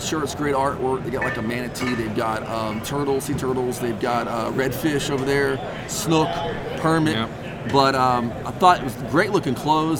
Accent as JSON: {"language": "English", "region": "East Texas", "country": "United States", "said": "I'm from East Texas"}